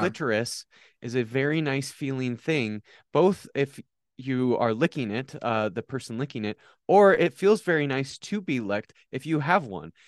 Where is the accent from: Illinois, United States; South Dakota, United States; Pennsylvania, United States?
South Dakota, United States; Watertown; I was born on July twenty-ninth, nineteen ninety-four, in Watertown, South Dakota.